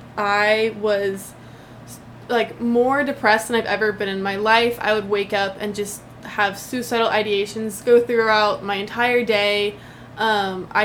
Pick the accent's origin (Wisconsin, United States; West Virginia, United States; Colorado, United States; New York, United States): Colorado, United States; Denver; moved away as an adult; also born or lived in Dublin, Ohio; now in Chapel Hill, United States; I am originally from Denver, Colorado. I love Colorado. I grew up there my whole life, until my parents moved right before college